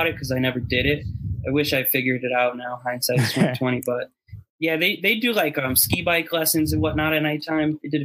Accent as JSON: {"language": "English", "region": "East Coast", "country": "United States", "moved": "yes", "said": "I'm from the East Coast"}